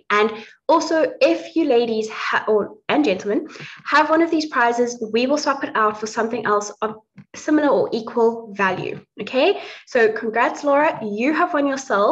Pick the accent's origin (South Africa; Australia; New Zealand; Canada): South Africa; now in Dublin, Ireland; I grew up in South Africa. I'm now living in Dublin, but I grew up in South Africa, was raised on a plot